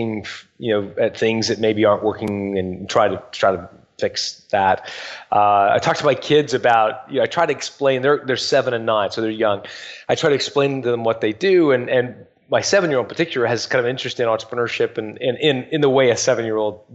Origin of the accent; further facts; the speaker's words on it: Canada; also born or lived in England; I was born there, and I moved when my parents were 5. I moved when I was 5, and my parents moved us as a family. They emigrated